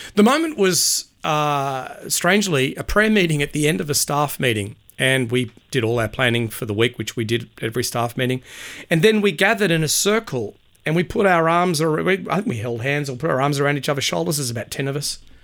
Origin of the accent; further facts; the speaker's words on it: Sydney, New South Wales, Australia; moved away as an adult; also born or lived in Perth; now in Brisbane, Australia; Born and raised on the North Shore of Sydney